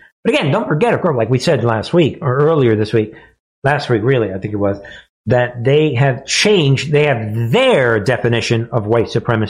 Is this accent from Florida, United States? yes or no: no; New York, United States; Yo, I'm from New York.